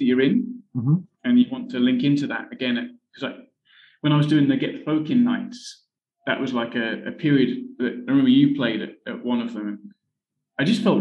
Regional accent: Berkhamsted, East of England, United Kingdom; moved away as an adult; also born or lived in Newcastle; now in Vietnam; I'm from the south of England, from a town in Hertfordshire called Berkhamsted

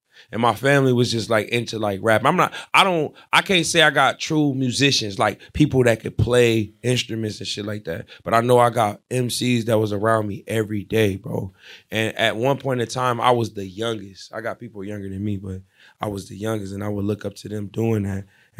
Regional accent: Ohio, United States; I'm from Ohio.

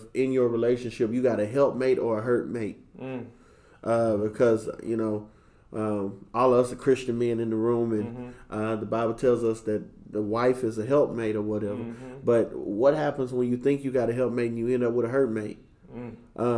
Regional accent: Arkansas, United States; now in Dallas, United States; I'm from Arkansas

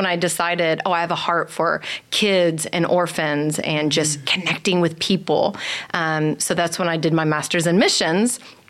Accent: Dallas, Texas, United States; moved away as an adult; also born or lived in California; I grew up in Dallas.

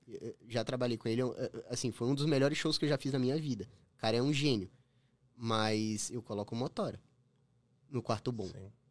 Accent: Brazil; moved away as an adult; now in Toronto, Canada; eu saí do Brasil

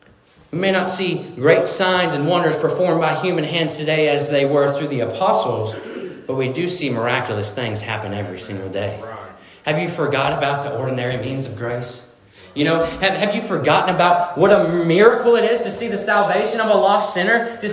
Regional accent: Missouri, United States; And so I'm from Missouri, and when I moved down to Missouri, my family had a fox trotting farm, which is horses, right?

